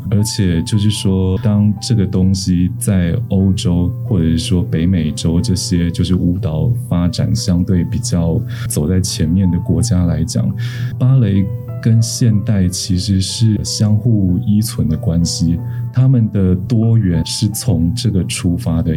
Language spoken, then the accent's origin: Chinese; Taiwan; 我们台湾人作为一个整体